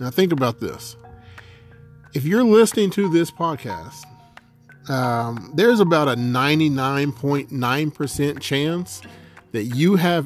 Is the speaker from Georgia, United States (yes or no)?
no; West Virginia, United States; To be born in America, in West Virginia, in September of 1980